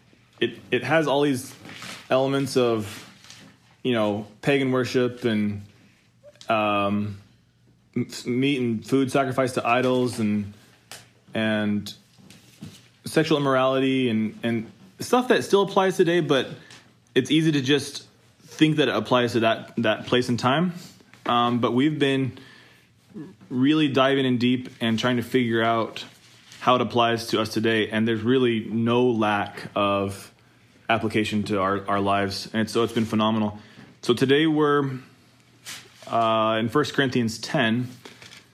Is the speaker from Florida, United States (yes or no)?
no; Idaho, United States; from the great state of Idaho.